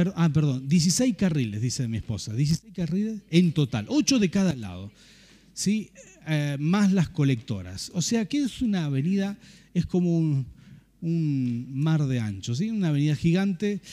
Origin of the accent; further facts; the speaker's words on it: Rafaela, Santa Fe, Argentina; moved away as an adult; now in San Martín, Argentina; nosotros nacimos en Santa Fe, en Rafaela